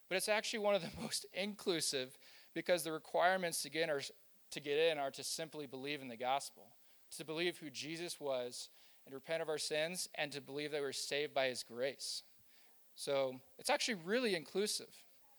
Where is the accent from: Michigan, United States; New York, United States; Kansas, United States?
Kansas, United States; Now, I grew up in Kansas, and I had a friend, and he had a cousin who was Amish.